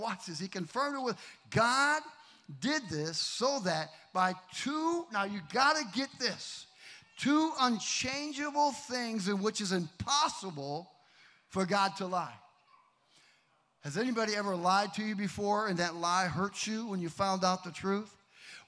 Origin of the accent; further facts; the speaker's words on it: Kenosha, Wisconsin, United States; moved away; My hometown